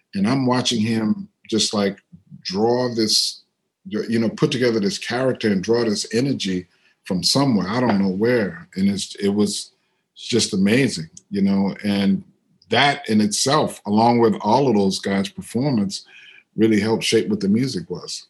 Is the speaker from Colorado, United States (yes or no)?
no; New Orleans, Louisiana, United States; moved away; also born or lived in Brooklyn, New York; I'm from New Orleans, but I lived in Brooklyn for a long time